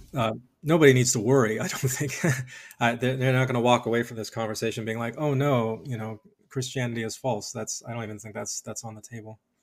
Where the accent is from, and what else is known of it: Colorado Springs, Colorado, United States; born or raised there